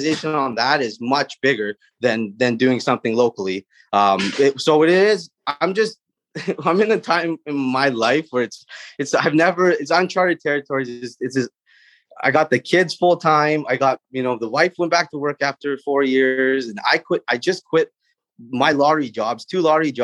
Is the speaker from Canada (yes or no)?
yes; Prince Rupert, British Columbia, Canada; I'm born and raised in Prince Rupert